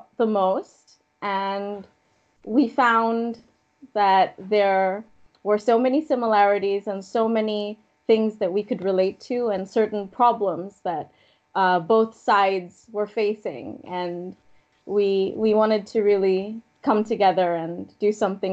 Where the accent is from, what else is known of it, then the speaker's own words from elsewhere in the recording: Bangladesh; I'm from Bangladesh